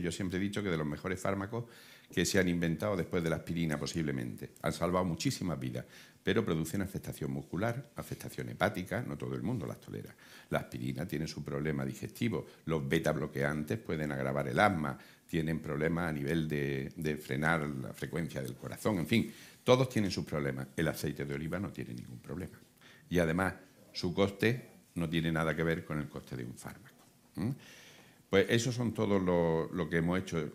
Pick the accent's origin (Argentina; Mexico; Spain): Spain; Córdoba, Andalusia; yo vengo de Córdoba